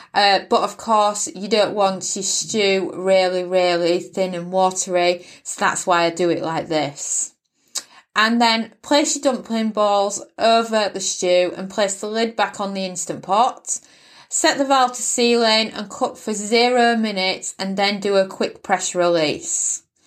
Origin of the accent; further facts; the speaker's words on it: United Kingdom; accent: British; I'm British born